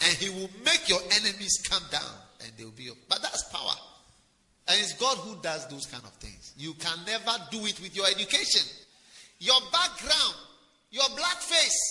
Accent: Ghana; I'm from Ghana

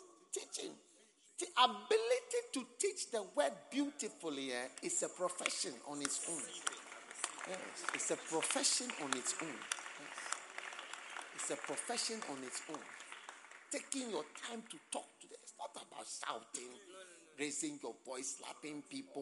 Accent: Ghana; accent: Ghanaian; my Ghanaian accent

